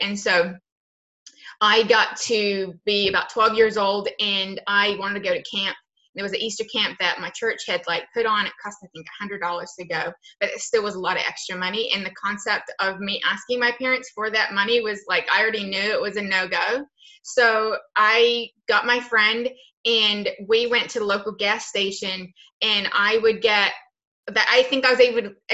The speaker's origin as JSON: {"language": "English", "country": "New Zealand", "tie": "born or raised there", "said": "I was born and raised in New Zealand."}